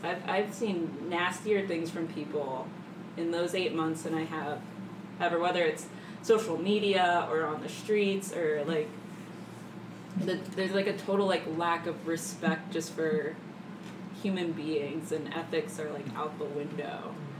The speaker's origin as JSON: {"language": "English", "region": "Pennsylvania", "country": "United States", "moved": "yes", "said": "I'm not from Chicago, from mm. Pennsylvania, with mm. all the farming"}